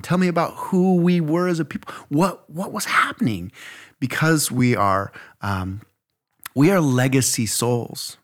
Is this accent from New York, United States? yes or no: no; Idaho, United States; I'm from Idaho